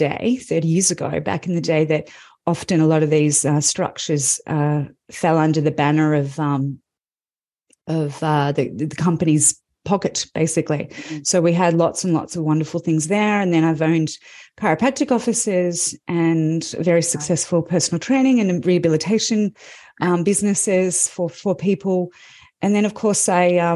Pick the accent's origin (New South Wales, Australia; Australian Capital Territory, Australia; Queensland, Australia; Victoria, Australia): Victoria, Australia; Melbourne; I'm from Melbourne, Australia